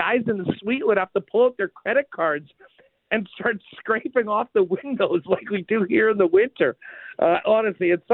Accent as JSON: {"language": "English", "town": "Winnipeg", "region": "Manitoba", "country": "Canada", "tie": "born or raised there", "said": "I'm born and raised in Winnipeg"}